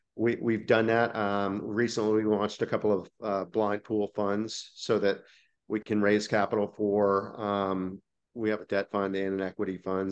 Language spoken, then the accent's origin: English; Dallas, Texas, United States; I'm from Dallas, Fort Worth